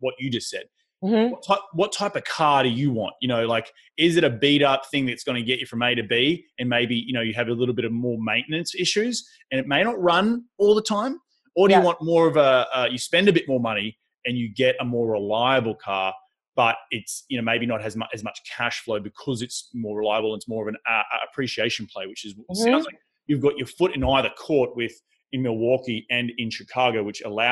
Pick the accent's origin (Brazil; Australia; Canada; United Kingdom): Australia; moved away as an adult; now in United States; being an Australian